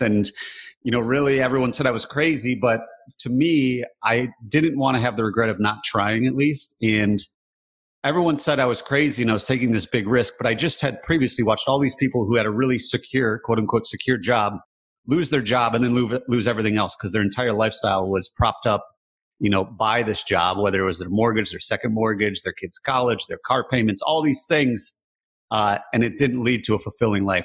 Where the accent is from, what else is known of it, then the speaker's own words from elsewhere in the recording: Michigan, United States; Growing up in Michigan, very blue collar